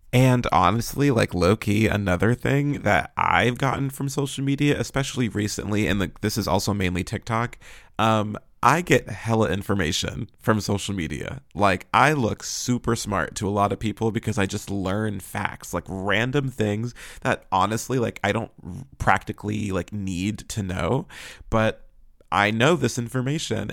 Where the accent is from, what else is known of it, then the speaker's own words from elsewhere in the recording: Pittsburgh, Pennsylvania, United States; moved away; I'm originally from Pittsburgh